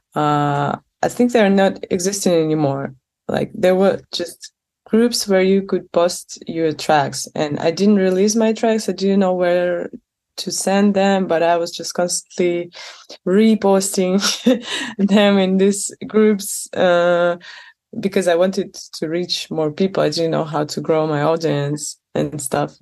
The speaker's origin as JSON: {"language": "English", "region": "Moscow", "country": "Russia", "tie": "born or raised there", "also_born_or_lived": "St. Petersburg, Russia", "moved": "as an adult", "lives_now": "Barcelona, Spain", "said": "I was born in Moscow and uh, most of my life I spent there"}